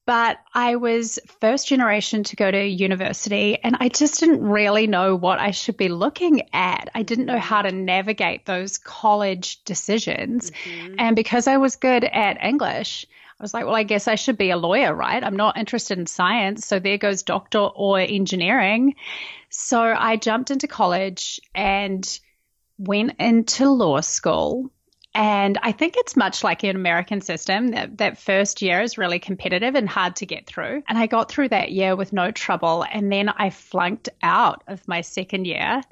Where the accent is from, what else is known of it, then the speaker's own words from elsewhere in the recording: New Zealand; moved away as an adult; now in United States; I'm originally from New Zealand. I have lived in America for the last five years. And yeah, grew up, born and bred at that little island in the bottom of the world